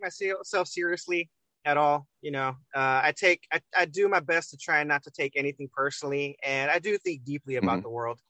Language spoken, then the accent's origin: English; United States; we're American.